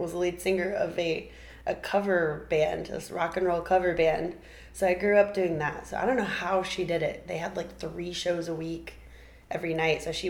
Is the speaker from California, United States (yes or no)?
no; Rockport, Texas, United States; also born or lived in Corpus Christi, Texas; now in Nashville, United States; I was raised in Rockport, Texas